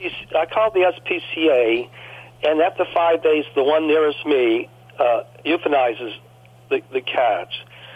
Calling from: New Orleans, Louisiana, United States; I'm calling from a suburb of New Orleans. I'm right outside New Orleans, and a place that I just moved to about 7 or 8 months ago. I sold my home in New Orleans, and I moved into an apartment complex where my sister lived

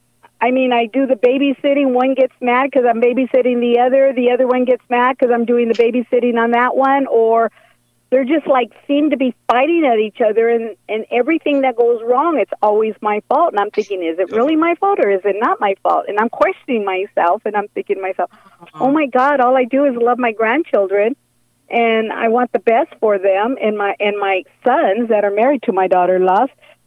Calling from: San Bernardino, California, United States; San Bernardino, California.

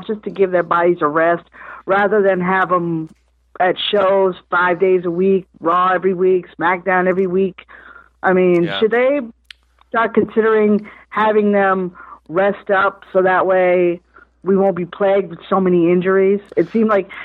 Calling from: Providence, Rhode Island, United States; I'm calling from Providence, Rhode Island.

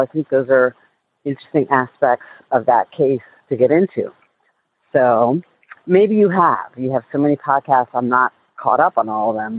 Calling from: Washington, District of Columbia, United States; I'm calling from Washington, D.C.

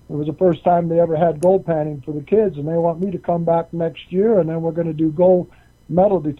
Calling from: Colorado, United States; in Colorado.

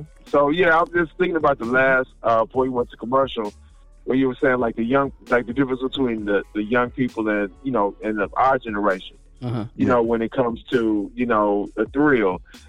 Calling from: Houston, Texas, United States; calling from Houston, Texas.

